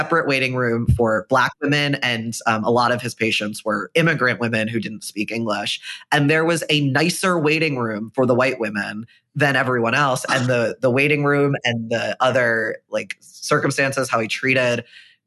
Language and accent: English; right outside of Philadelphia, Pennsylvania, United States; I grew up right outside of Philadelphia